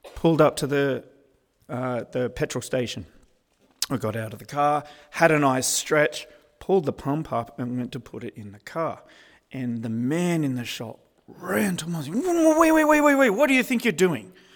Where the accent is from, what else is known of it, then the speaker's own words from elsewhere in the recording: Australia; I'm Australian